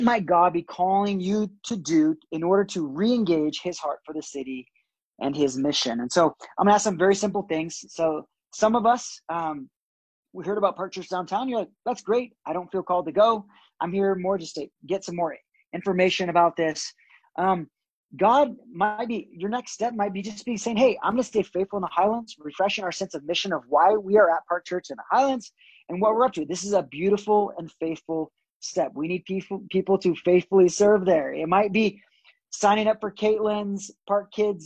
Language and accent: English; Brazil; also born or lived in California; now in Denver, United States; I was born in California. I was raised in Brazil